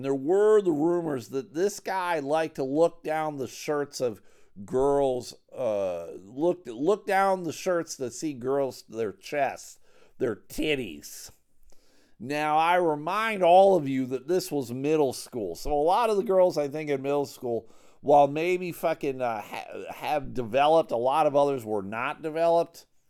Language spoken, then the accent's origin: English; Buffalo, New York, United States; I am from Buffalo